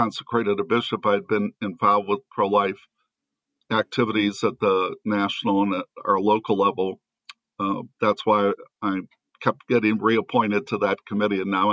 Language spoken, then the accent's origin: English; St. Louis, Missouri, United States; I'm originally from St. Louis.